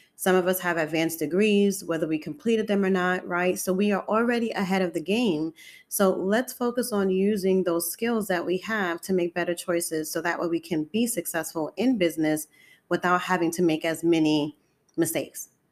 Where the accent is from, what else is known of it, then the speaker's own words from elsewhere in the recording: New York City, New York, United States; I'm born and raised in Harlem, New York City.